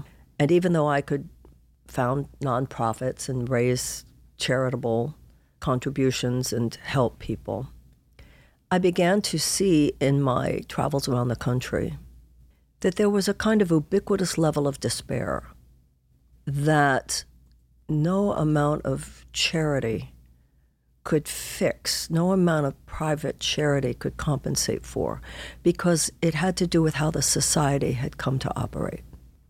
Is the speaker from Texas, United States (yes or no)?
yes; Houston, Texas, United States; Well, I come from Houston, Texas.